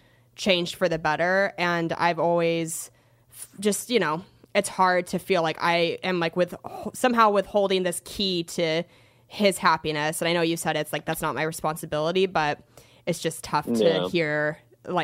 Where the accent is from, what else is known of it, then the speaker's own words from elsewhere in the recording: Washington, United States; also born or lived in Seattle; I'm from Washington State and, you know, lived in Seattle for like almost 5 years